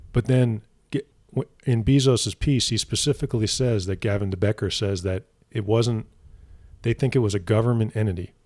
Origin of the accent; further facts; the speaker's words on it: New Jersey, United States; I'm from New Jersey.